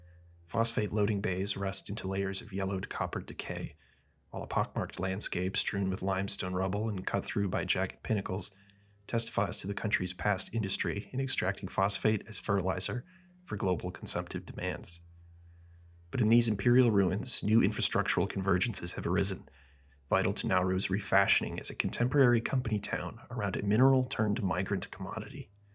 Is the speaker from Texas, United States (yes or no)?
yes; Texas, United States; born there; I was born in Texas.